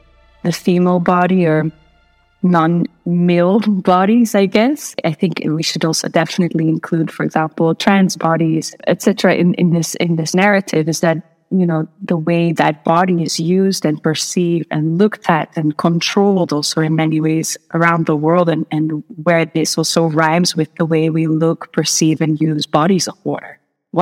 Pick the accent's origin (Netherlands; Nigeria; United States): Netherlands; I grew up here in the Netherlands